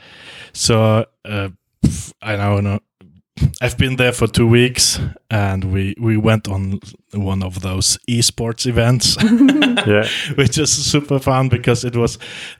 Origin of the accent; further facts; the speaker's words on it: Poland; now in Sweden; and then here we are, an Arab and a Pole.